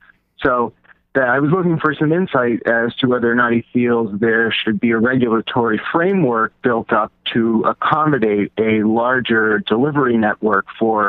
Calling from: Belmont, Massachusetts, United States; I'm from Belmont

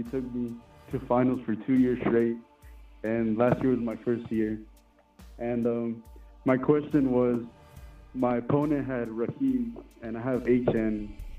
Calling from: Fresno, California, United States

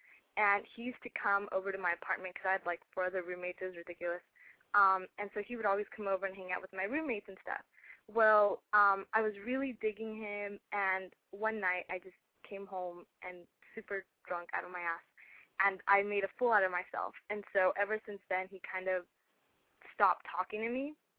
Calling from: Orange County, California, United States; I'm calling from Orange County.

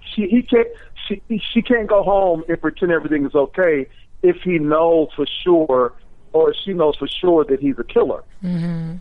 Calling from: Washington, District of Columbia, United States; I'm calling from Washington D.C.

